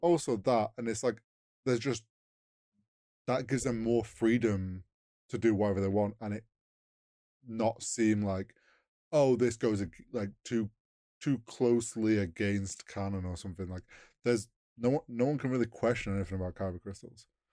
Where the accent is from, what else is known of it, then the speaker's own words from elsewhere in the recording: United Kingdom; we're British.